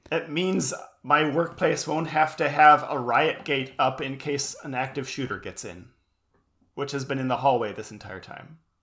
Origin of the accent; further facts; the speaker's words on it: United States; being an American